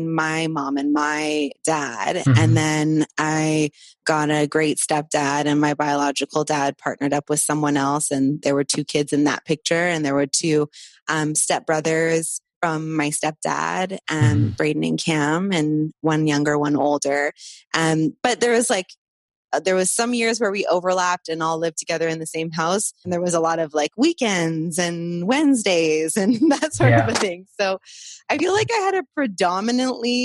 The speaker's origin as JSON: {"language": "English", "town": "Vancouver", "region": "British Columbia", "country": "Canada", "tie": "born or raised there", "also_born_or_lived": "Costa Rica", "said": "I was born in Vancouver and kind of grew up primarily on the West Coast, though there was a lot of travel"}